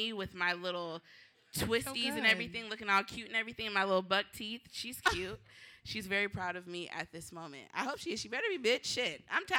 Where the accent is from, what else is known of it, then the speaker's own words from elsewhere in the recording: Tacoma, Washington, United States; now in Seattle, United States; I'm from Tacoma, so let's get that out of the way. It's a 253